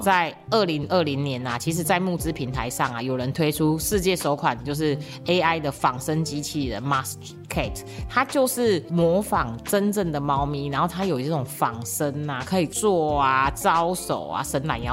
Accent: Tainan, Taiwan; 他是我们台南人

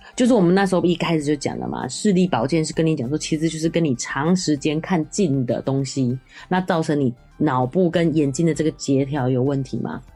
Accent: Taiwan; 我们台湾人

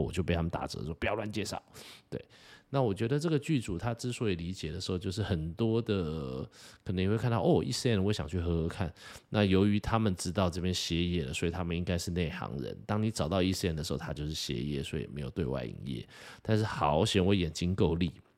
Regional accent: Taiwan; 身为一个台湾人

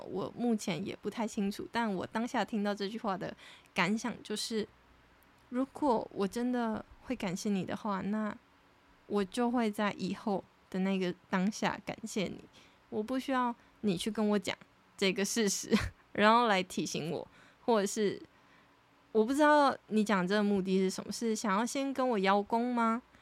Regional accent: Taiwan; moved away as an adult; now in United Kingdom; 我真的是一个土生土长的台湾人

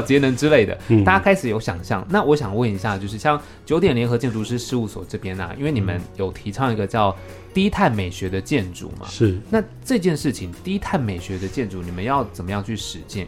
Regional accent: Taiwan; 我们台湾这边

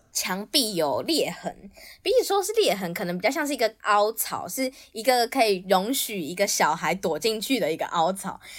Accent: Taipei, Taiwan; 我那个时候人在，人在台北，就是我是台北出生的

